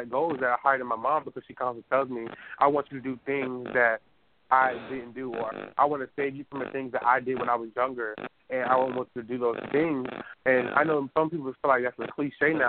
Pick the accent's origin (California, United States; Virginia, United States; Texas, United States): Virginia, United States; Newport News; I was born really circled down on 12th Street in Newport News